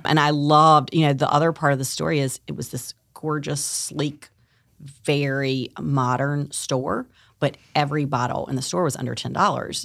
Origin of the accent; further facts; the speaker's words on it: Tarboro, North Carolina, United States; moved away as an adult; also born or lived in New York City; I'm born and raised in Tarboro, North Carolina